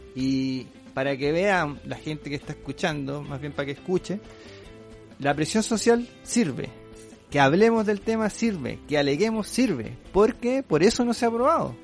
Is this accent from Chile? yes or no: yes; Chile; nosotros somos chilenos